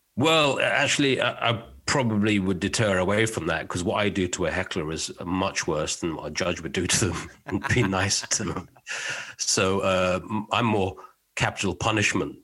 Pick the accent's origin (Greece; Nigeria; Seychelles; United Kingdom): United Kingdom; being British.